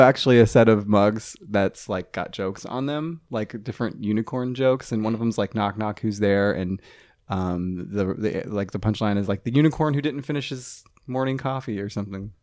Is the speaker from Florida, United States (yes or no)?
no; Ohio, United States; moved away; I'm from Ohio